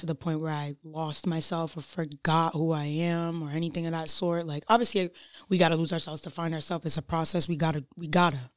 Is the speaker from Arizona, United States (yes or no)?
no; North Providence, Rhode Island, United States; also born or lived in Providence; raised in North Providence, but I was born in Providence.